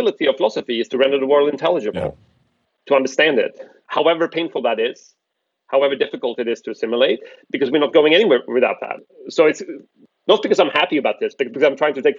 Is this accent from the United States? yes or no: no; Sweden; I grew up in Sweden